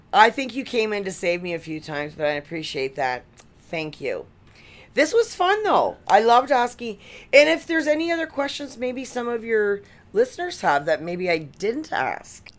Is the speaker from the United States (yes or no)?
no; Canada; we're from Canada